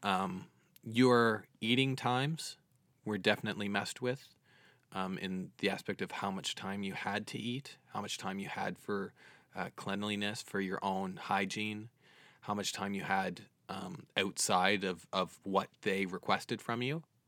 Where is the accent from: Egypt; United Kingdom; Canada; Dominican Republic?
Canada; Dartmouth, Nova Scotia; also born or lived in Halifax / Quebec; I'm originally from Dartmouth. I've lived in the same house for the past twenty-one years.